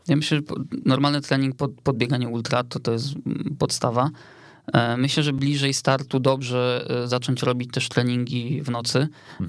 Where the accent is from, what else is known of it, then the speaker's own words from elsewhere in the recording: Otwock, Masovian Voivodeship, Poland; ja pochodzę z Otwocka